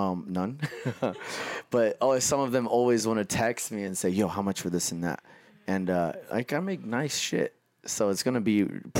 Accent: Los Angeles, California, United States; And I'm not even from here. I'm from Los Angeles.

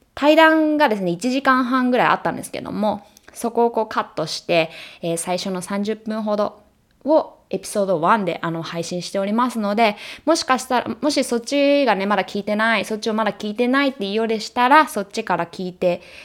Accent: Japan; now in United States; 日本人だし日本で生まれ育った

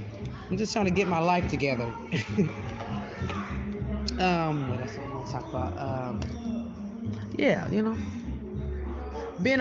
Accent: Texas, United States; now in Sacramento, United States; I'm originally from Texas. I'm a country girl

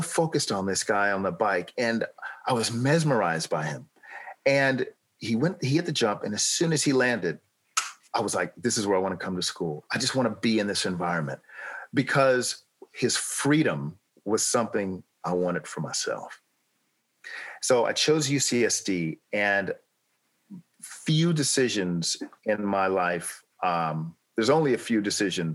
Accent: Los Angeles, California, United States; moved away as an adult; also born or lived in San Diego, United States; now in United Kingdom; I grew up in Los Angeles

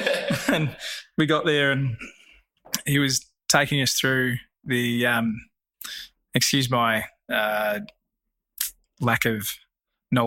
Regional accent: Australia; we're Australian

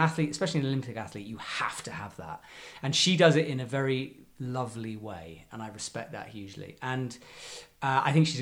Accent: United Kingdom; I'm a British person

